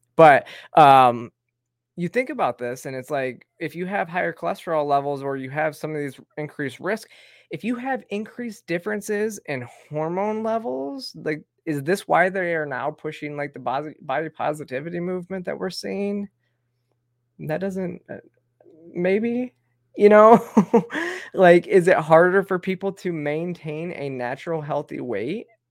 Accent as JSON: {"language": "English", "town": "Flint", "region": "Michigan", "country": "United States", "tie": "born or raised there", "moved": "yes", "lives_now": "Georgia, United States", "said": "I grew up, uh, with well water outside of Flint"}